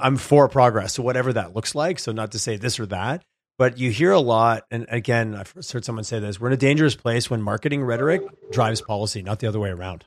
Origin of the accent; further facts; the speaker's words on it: Quebec, Canada; moved away; I grew up in Quebec